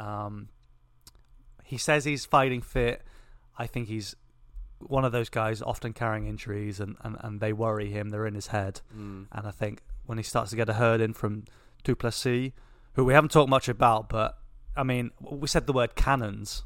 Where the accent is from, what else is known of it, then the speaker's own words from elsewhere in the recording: England, United Kingdom; We are English